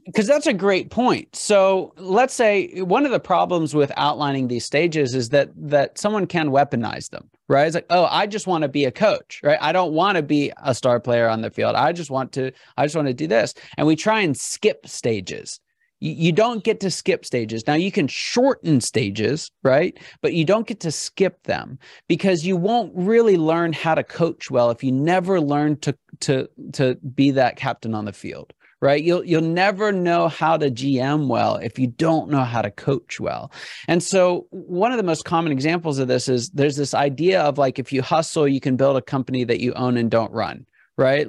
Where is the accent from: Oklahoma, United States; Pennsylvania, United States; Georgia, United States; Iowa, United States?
Pennsylvania, United States; Pittsburgh; I'm from Pittsburgh